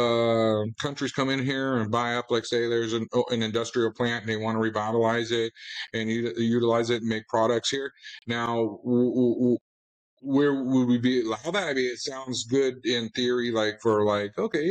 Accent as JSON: {"language": "English", "region": "Florida", "country": "United States", "said": "I'm from Florida"}